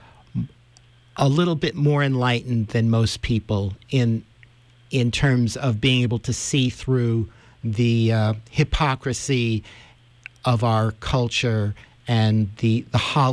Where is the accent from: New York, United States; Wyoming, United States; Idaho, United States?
New York, United States; New York City; also born or lived in Spain; growing up in New York City.